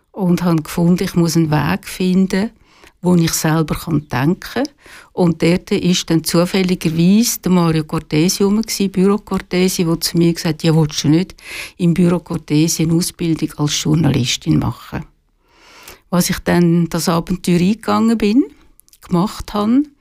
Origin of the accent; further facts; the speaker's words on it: Küsnacht, Zurich, Switzerland; also born or lived in Biel; bin in Zürich aufgewachsen